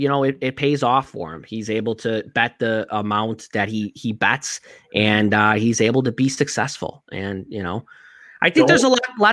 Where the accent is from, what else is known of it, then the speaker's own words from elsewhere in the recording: Chicago, Illinois, United States; I'm from Chicago